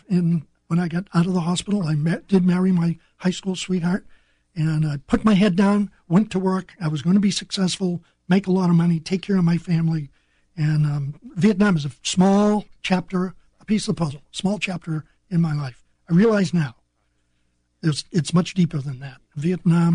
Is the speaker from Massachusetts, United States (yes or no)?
yes; North Shore of Boston, Massachusetts, United States; moved away as an adult; Hadn't been out of my hometown of 7,000 people. And that was in Massachusetts, right? Massachusetts, just north shore of Boston.